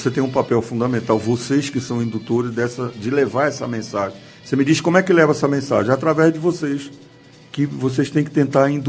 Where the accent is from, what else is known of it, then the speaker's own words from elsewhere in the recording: Minas Gerais, Brazil; Eu sou mineiro.